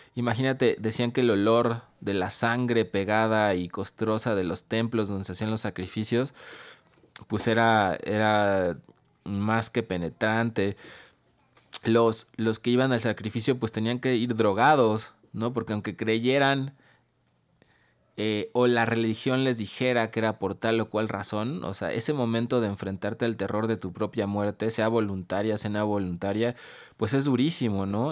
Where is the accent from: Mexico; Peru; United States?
Mexico; aquí en México